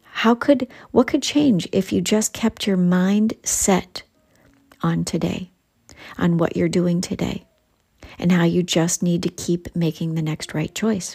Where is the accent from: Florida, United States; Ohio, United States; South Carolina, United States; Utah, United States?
Ohio, United States; accent: Ohio; my Ohio accent's coming out